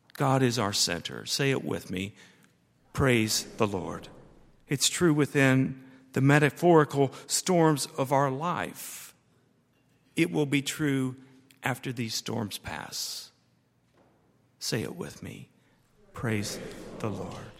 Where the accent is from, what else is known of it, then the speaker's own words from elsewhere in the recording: United States; I'm an American and I am proud of that.